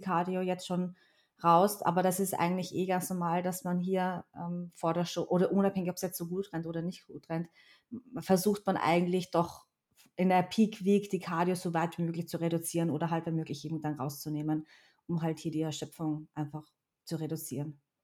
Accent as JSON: {"language": "German", "region": "Vienna", "country": "Austria", "tie": "born or raised there", "said": "ich bin halt in Wien auch wirklich aufgewachsen. Zwar nicht hier geboren, aber in Wien aufgewachsen"}